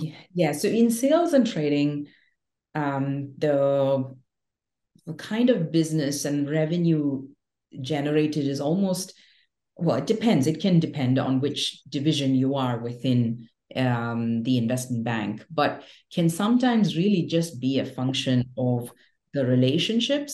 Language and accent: English; India; also born or lived in Mumbai, India / Delhi, India; born and raised in India, in Bombay and Delhi.